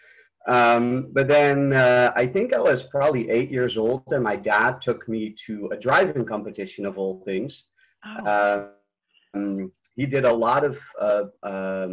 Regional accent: Netherlands; moved away as an adult; now in United States; I'm from Holland originally, and I was trained there

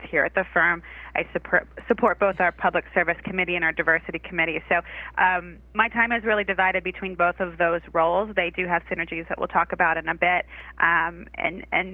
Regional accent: Massachusetts, United States; moved away as an adult; now in Charlotte, United States; I hail from Massachusetts

